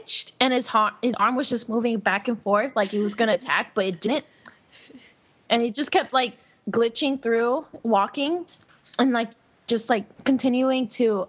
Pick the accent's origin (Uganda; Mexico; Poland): Mexico